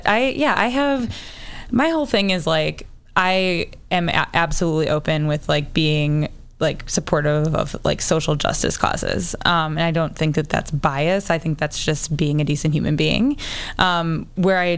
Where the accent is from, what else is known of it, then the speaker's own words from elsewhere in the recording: Chicago, Illinois, United States; I'm from the South Side.